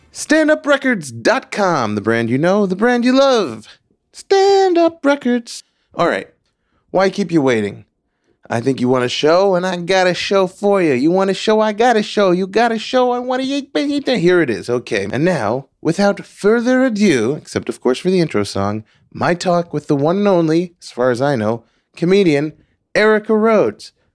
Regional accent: Long Island, New York, United States; also born or lived in Queens; we moved from Queens to Long Island

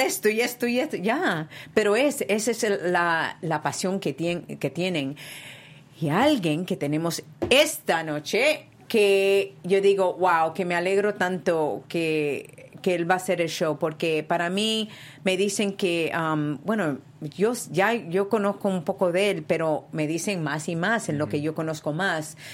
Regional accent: Spain; moved away; Yo me crié en España y soy boricua también de mi padre de Puerto Rico

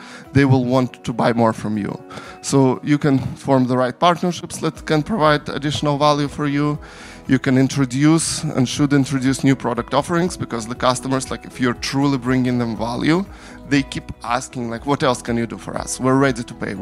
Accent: Ukraine; moved away; I'm from Ukraine originally.

